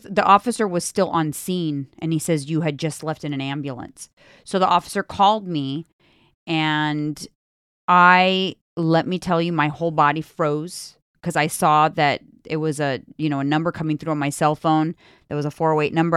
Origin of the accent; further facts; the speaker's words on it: California, United States; I'm from California.